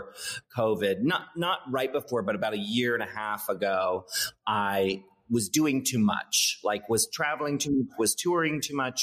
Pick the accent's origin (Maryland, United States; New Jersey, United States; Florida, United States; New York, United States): Maryland, United States; Annapolis; I grew up in Maryland on the East Coast in the U.S. And Maryland, where I grew up, it's a small town called Annapolis